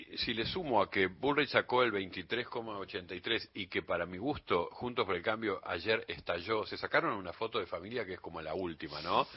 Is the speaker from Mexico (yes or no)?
no; Uruguay; now in Argentina; yo que soy uruguayo y recuerdo que cuando vine acá en, los, en los 70, a, la Argentina